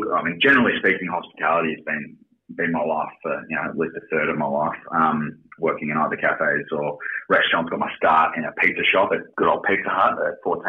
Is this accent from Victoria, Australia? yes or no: yes; Melbourne, Victoria, Australia; I was born in a hospital that I don't believe exists anymore in South Melbourne. But born into a family in Surry Hills and spent most of my formative years in the hills.